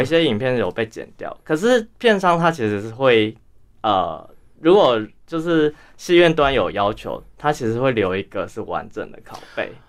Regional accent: Tainan, Taiwan; moved away as an adult; also born or lived in Taipei; 我是来自，呃，台南，然后我出生台南。呃，我其实过去八年在台北读书，就是国北交大。嗯。然后大学是念文创系，啊，硕士是念艺术理论跟评论这个部分

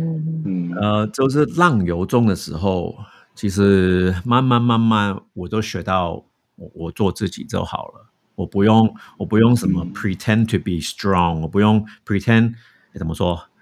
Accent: United States; Chinese is a second language; moved away as an adult; now in Taiwan; 我在美国长大，我只有，我是自己一个，我父母也不在，我没有兄弟姐妹

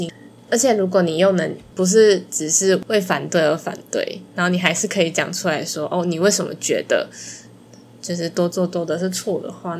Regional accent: Malaysia; now in Taiwan; 我跳出宿舍圈的，就是我从马来西亚来到台湾。

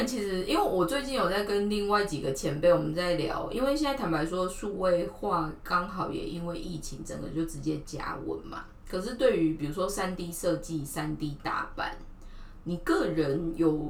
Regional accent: southern Taiwan, Taiwan; 因为我们家是南部人，可是她身材其实又算比较高大一点

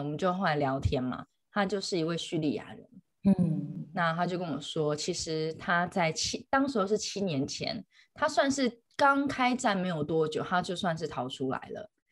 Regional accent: Taiwan; also born or lived in Beijing; 我是台湾人

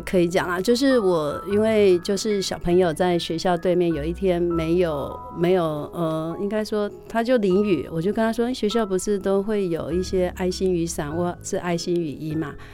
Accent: Wuqi, Taichung, Taiwan; 回到我的家乡无期教书

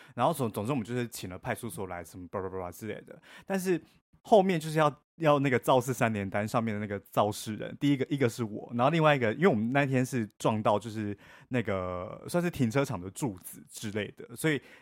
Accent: Kaohsiung, Taiwan; now in Taipei, Taiwan; 作为一个高雄人

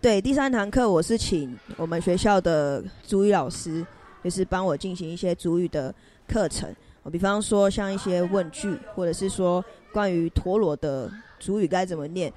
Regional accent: Taiwan; 然后我是来自离山新疆部落，然后那是我爸爸的部落，我妈的部落是高雄纳马夏的玛雅村。

